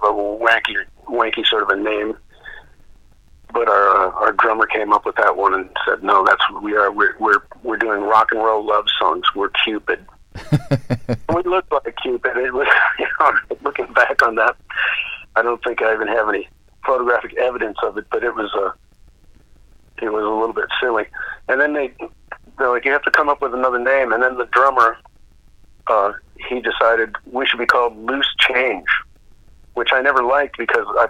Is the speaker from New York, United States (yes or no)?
no; Duluth, Minnesota, United States; moved away as an adult; I was from Duluth, Minnesota